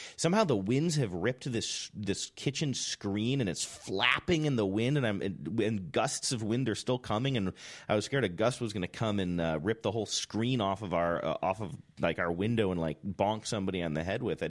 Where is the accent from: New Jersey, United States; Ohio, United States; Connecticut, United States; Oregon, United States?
Ohio, United States; also born or lived in New Hampshire / Seattle; now in California, United States; Growing up in Ohio